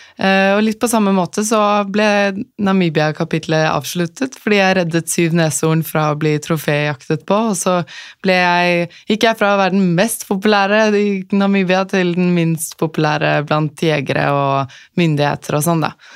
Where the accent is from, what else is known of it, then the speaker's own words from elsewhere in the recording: Asker, Akershus, Norway; moved away as an adult; vokste opp i Asker